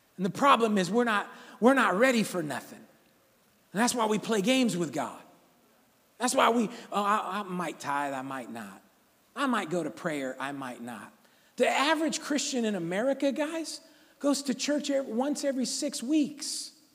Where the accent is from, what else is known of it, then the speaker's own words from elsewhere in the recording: Sacramento, California, United States; I grew up right here in South Sacramento, Valley High School